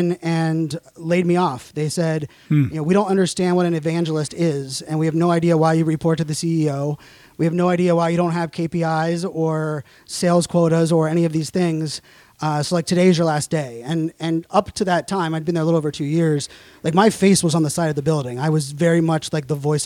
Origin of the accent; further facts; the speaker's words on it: Pittsburgh, Pennsylvania, United States; moved away as an adult; also born or lived in Virginia / Arizona; now in Northern Virginia, United States; I'm from Pittsburgh